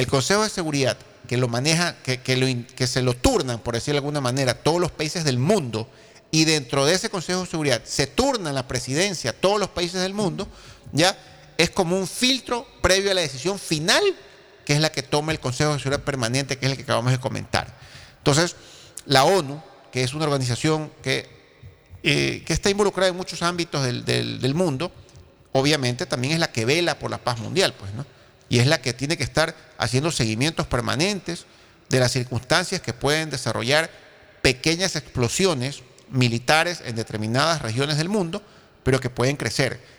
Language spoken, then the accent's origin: Spanish; Ecuador; nosotros como ecuatorianos